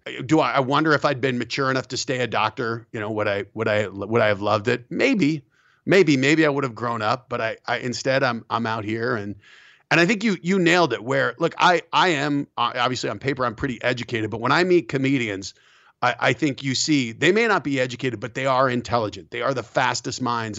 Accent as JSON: {"language": "English", "region": "Colorado", "country": "United States", "tie": "born or raised there", "also_born_or_lived": "New York", "said": "I grew up in Colorado"}